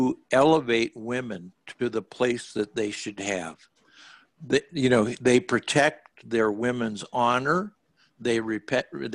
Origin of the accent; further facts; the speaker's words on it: Walla Walla, Washington, United States; moved away as an adult; also born or lived in San Francisco; I grew up in Walla Walla